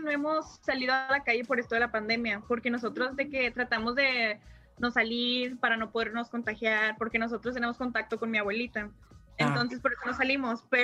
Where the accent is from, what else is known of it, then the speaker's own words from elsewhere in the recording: Monterrey, Nuevo León, Mexico; porque somos de Monterrey